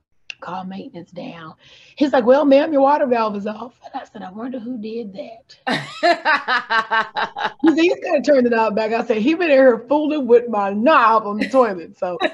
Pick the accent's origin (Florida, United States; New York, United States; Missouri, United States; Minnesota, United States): Missouri, United States; St. Louis; moved away as an adult; now in Louisville, United States; I was born and raised in St. Louis, Missouri. Mm. I relocated to Louisville, Kentucky around 2012. I got married and I've been here since 2012.